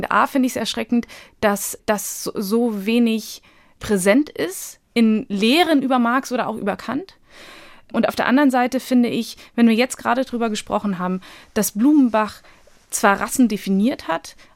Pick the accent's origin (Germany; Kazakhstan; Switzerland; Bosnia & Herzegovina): Bosnia & Herzegovina; moved away; also wir sind aus Bosnien geflohen damals und ich glaube, das kam halt irgendwie nie auf den Tisch, das war nie Thema.